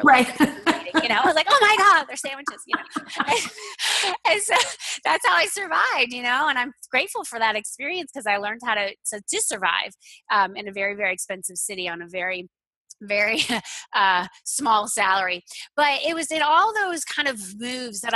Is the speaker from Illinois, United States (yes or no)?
no; Florida, United States; I grew up in Florida